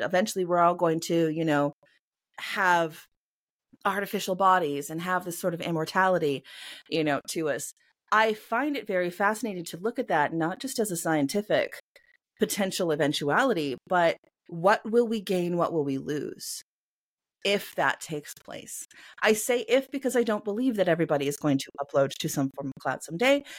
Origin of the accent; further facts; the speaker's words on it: Canada; I am a Canadian cyberpunk and mythpunk author